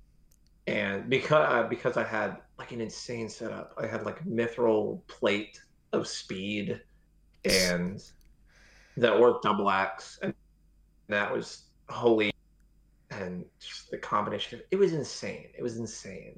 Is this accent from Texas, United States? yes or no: yes; Texas, United States; I'm from Texas in the United States